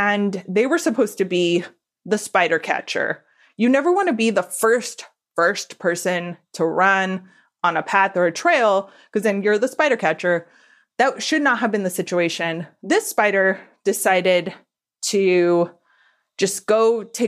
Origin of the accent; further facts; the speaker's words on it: Southern California, United States; I just born and raised in SoCal